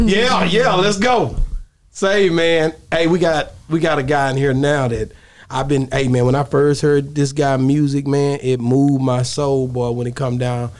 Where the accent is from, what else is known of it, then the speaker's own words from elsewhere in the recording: Atlanta, Georgia, United States; born there; Stop playing, man. I was born in Atlanta.